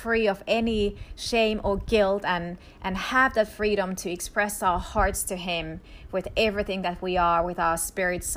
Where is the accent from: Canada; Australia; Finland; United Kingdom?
Finland; first language Finnish; English is a second language; moved away as an adult; also born or lived in Israel; I grew up in Finland, quite literally at the Arctic Circle. And so my mother language is Finnish.